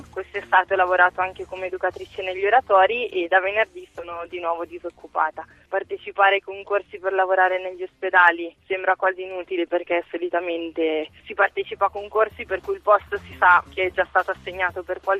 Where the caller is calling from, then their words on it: Venegono Inferiore, Lombardy, Italy; Buongiorno … siamo da Venegono Inferiore.